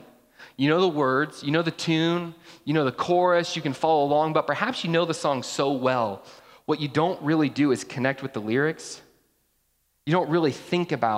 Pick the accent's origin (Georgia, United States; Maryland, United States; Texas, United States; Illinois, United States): Georgia, United States; I grew up in Georgia